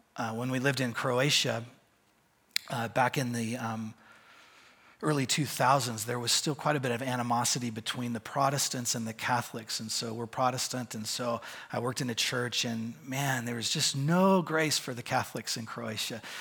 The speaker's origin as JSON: {"language": "English", "town": "Bend", "region": "Oregon", "country": "United States", "said": "I'm from Bend, Oregon"}